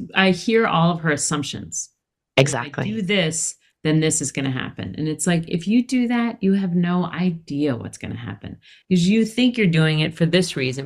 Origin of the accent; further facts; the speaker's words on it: Philadelphia, Pennsylvania, United States; moved away as an adult; also born or lived in San Francisco; I'm from Philadelphia